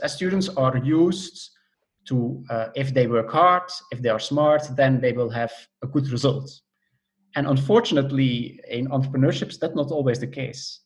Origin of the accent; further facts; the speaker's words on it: Belgium; moved away as an adult; also born or lived in Netherlands; now in Germany; Originally, I'm from Belgium.